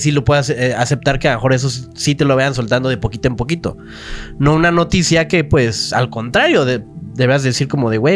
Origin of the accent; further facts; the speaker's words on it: Mexico City, Mexico; Yo aquí nací, en la Ciudad de México